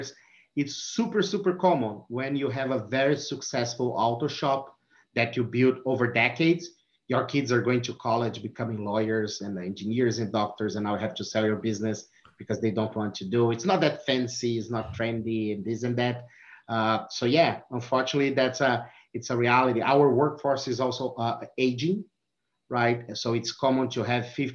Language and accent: English; Brazil; English is a second language; moved away as an adult; also born or lived in California; now in Michigan, United States; my accent. So I'm from Brazil. I'm living in US since 2016